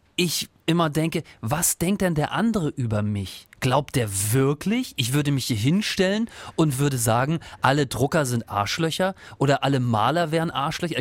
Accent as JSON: {"language": "German", "region": "Northern Germany", "country": "Germany", "moved": "yes", "said": "Ich, ich komme ja nicht aus der Region und äh, komme ja eher aus Norddeutschland"}